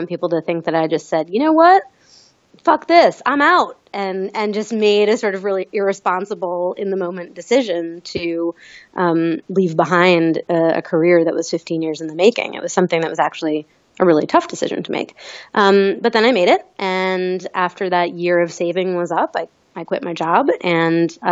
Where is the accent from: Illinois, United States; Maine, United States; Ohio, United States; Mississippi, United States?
Maine, United States; moved away; I grew up in Maine